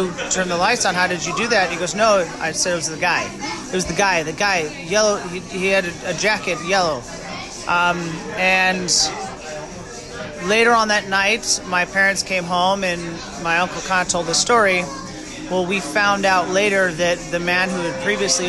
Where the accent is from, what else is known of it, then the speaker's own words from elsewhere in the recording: Buffalo, New York, United States; I was born in Buffalo, New York